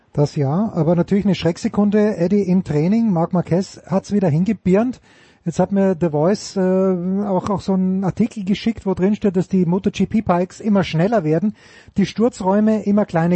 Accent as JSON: {"language": "German", "country": "Austria", "said": "als Österreicher, bin damit sozialisiert worden"}